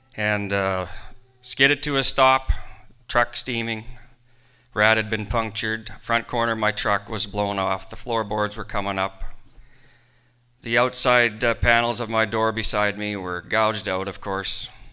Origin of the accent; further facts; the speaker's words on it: Rocanville, Saskatchewan, Canada; I left my hometown of Rocanville